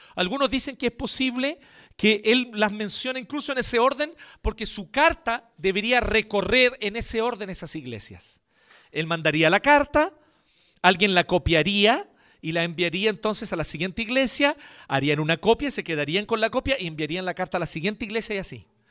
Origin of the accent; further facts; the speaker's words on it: Chile; Antes que chileno